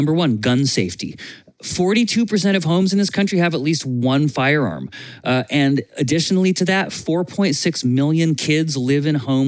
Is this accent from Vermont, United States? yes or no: yes; Vermont, United States; I grew up in Vermont, and Vermont has a hunting culture for food